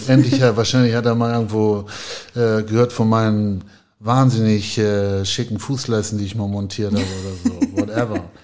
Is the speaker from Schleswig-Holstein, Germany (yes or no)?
yes; Ahrensburg, Schleswig-Holstein, Germany; now in Hamburg, Germany; bin ja in Ahrensburg aufgewachsen